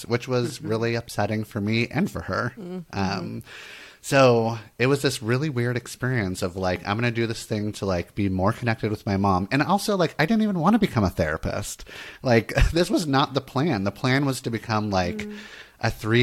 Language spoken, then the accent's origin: English; Santa Monica, California, United States; I grew up in Santa Monica, California.